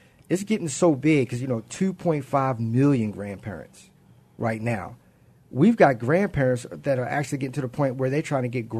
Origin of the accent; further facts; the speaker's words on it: Baltimore, Maryland, United States; moved away; I was raised by my grandparents. I'm originally from Baltimore